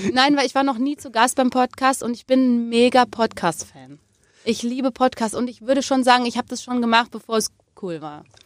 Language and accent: German; Remscheid, North Rhine-Westphalia, Germany; Ich bin aber in Remscheid groß geworden